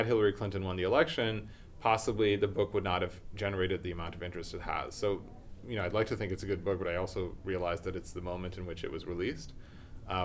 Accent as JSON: {"language": "English", "country": "Pakistan", "said": "And this is not, as a Pakistani, to revel in Britain's misery, even though maybe a little bit. And the American in me as well."}